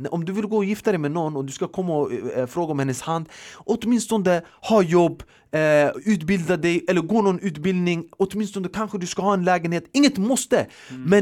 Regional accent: Sweden; Vi är uppvuxna i Sverige, vi har en annan kultur och mentalitet

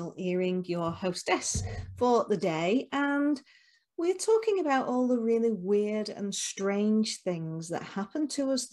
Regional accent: Rochdale, North West England, United Kingdom; my hometown of Rochdale. So we've got two Rochdale girls here, born and bred

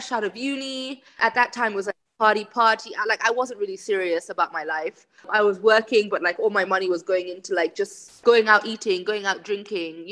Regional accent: Kenya; I was born and raised in Kenya

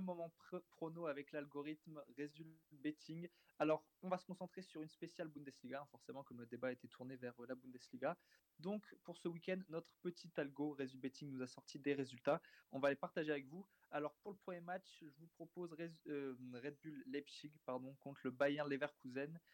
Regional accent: France; on est français

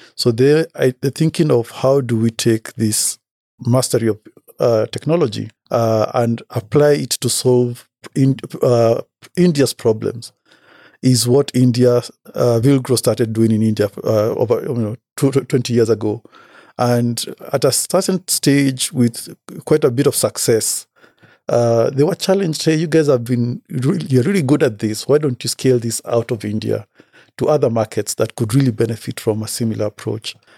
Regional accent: Kenya; I come from Kenya, born and bred.

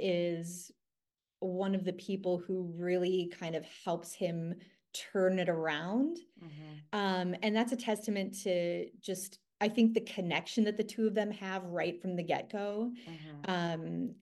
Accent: Green Bay, Wisconsin, United States; I mean, I'm from Green Bay, but it's called going up north.

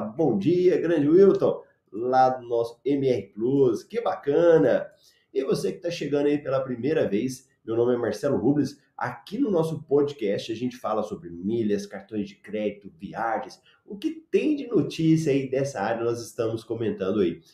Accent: Goiás, Brazil; now in Cuiabá, Brazil; eu sou goiano

